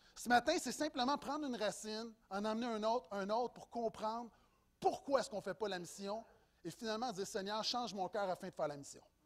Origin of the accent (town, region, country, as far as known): Quebec, Canada